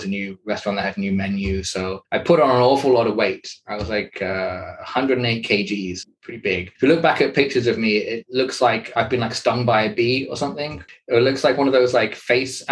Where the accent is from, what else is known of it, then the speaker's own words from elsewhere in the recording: United Kingdom; a British male in his early 30s